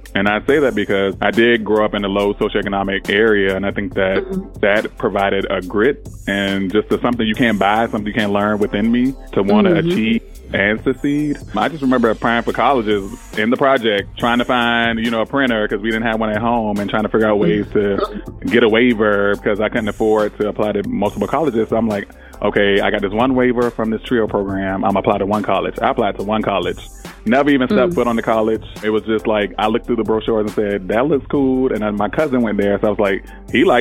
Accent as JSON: {"language": "English", "town": "Savannah", "region": "Georgia", "country": "United States", "tie": "born or raised there", "said": "I grew up in Savannah, Georgia"}